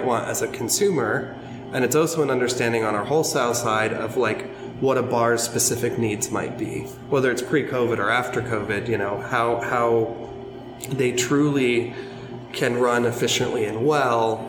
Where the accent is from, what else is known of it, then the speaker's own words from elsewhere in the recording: Pacific Northwest, United States; now in Philadelphia area, United States; I'm originally from the Pacific Northwest